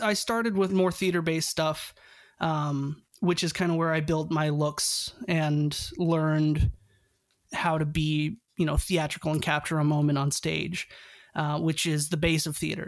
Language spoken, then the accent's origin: English; Canada; I'm Canadian